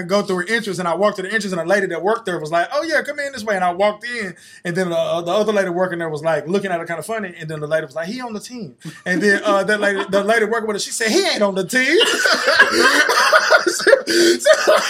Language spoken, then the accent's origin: English; Texas, United States; now in Jacksonville, United States; I'm from Texas, so I have a lot of love for the Cowboys